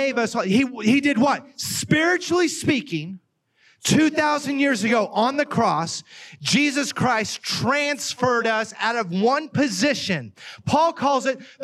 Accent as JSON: {"language": "English", "region": "Oklahoma", "country": "United States", "tie": "born or raised there", "accent": "Oklahoma", "moved": "as an adult", "lives_now": "Ohio, United States", "said": "I grew up in Oklahoma. I'm from Oklahoma"}